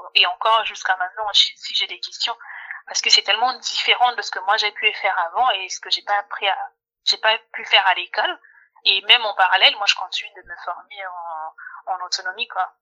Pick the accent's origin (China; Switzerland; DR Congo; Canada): DR Congo; Kinshasa; moved away; à Kinshasa, à Kinshasa en RDC, dans mon pays d'origine